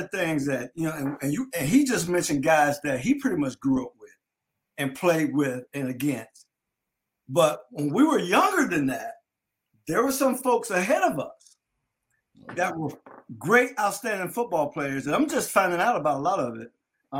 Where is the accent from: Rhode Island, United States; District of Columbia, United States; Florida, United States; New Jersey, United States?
Florida, United States; Delray Beach